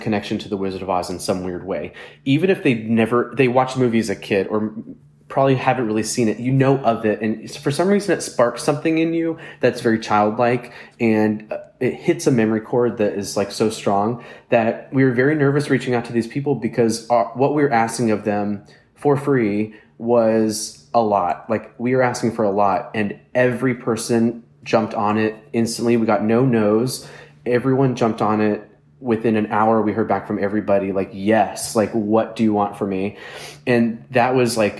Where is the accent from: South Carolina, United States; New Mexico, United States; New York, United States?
New York, United States; New York City; me personally as a New Yorker